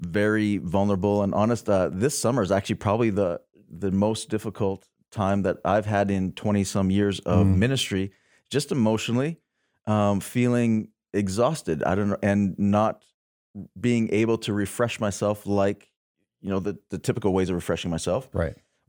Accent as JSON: {"language": "English", "town": "Lethbridge", "region": "Alberta", "country": "Canada", "said": "I'm from Lethbridge"}